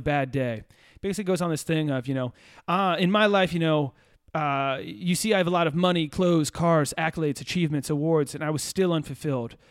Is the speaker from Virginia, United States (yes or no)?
yes; Virginia, United States; We're from Virginia.